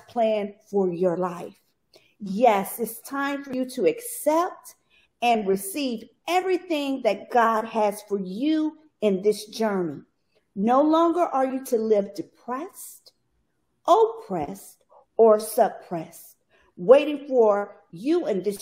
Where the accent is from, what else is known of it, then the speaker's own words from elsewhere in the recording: Bastrop, Louisiana, United States; I grew up in Bastrop, Louisiana.